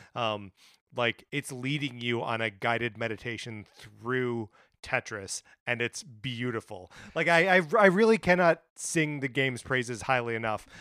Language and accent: English; Wisconsin, United States; now in Los Angeles, United States; my hometown, uh, you know, in Wisconsin?